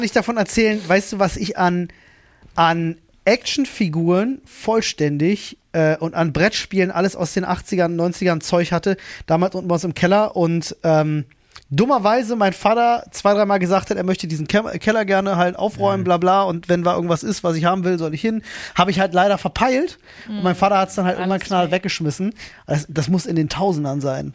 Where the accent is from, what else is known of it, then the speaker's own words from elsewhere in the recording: Berlin, Germany; ich hab ja selber keinen Führerschein als, als Berliner